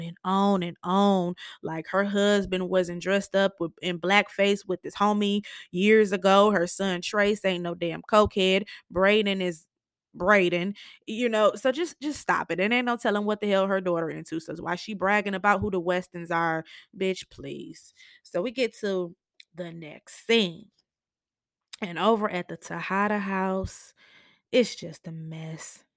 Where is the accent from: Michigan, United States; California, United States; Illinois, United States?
Michigan, United States; I'm from Michigan